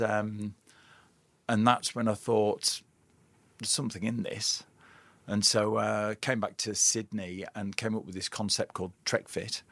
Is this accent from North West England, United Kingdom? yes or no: yes; Lake District, North West England, United Kingdom; I was raised in the Lake District